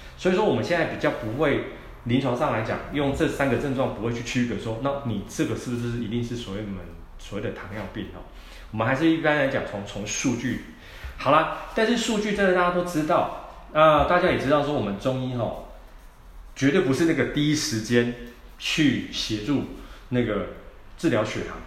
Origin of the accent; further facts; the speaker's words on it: Taiwan; 我们台湾人啊，放这大节日